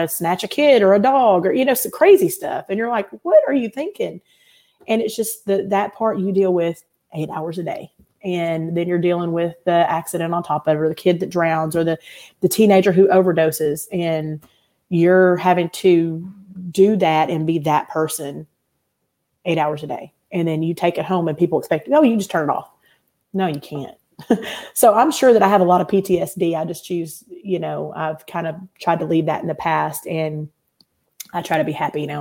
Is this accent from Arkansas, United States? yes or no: yes; Little Rock, Arkansas, United States; also born or lived in Seattle area / Benton, Arkansas; now in Arkansas, United States; I grew up in Little Rock